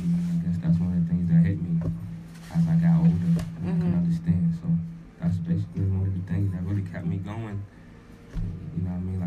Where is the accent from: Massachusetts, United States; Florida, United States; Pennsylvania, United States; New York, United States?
Massachusetts, United States; Boston; I'm from Boston.